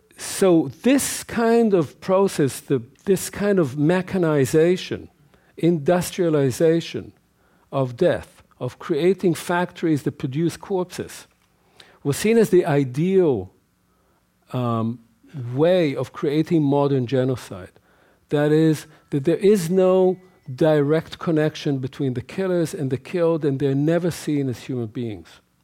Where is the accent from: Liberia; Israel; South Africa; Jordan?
Israel; as a child growing up in Israel